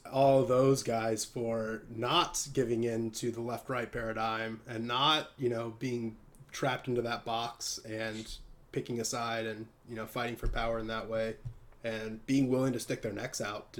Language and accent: English; Illinois, United States; He's from my state. Like, I'm from Illinois, too.